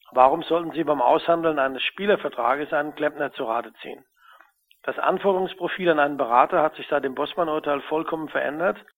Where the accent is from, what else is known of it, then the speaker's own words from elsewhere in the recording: Kaiserslautern, Rhineland-Palatinate, Germany; Im Übrigen stamme ich aus Kaiserslautern